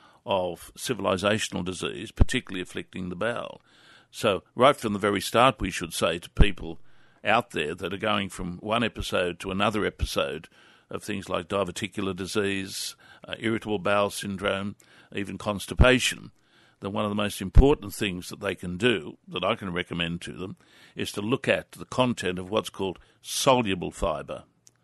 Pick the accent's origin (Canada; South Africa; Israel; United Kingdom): United Kingdom; Newcastle, North East England; Yes, I think it is, because I reflect on the food that I was raised on in Newcastle as a young man. And I was privileged to have been raised in a good working class household